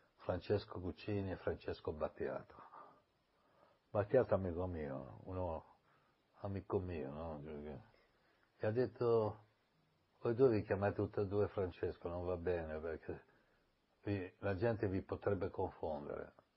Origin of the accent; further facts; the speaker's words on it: Milan, Lombardy, Italy; also born or lived in Ancona; i miei genitori sono andati a vivere a Milano, io ho vissuto con mia nonna, poi a sette anni sono andato a vivere a Milano